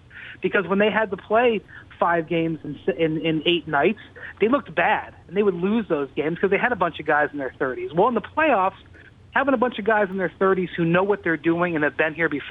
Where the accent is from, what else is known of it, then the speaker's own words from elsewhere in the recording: Ohio, United States; when I was a kid growing up in Ohio